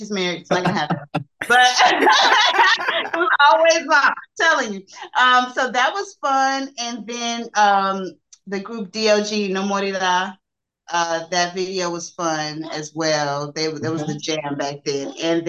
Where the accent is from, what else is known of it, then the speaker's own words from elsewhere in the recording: Germany; born there; also born or lived in Turkey / Saudi Arabia; I'm a military brat, so. Yeah, I was born in Germany, but I lived in Turkey and Saudi Arabia.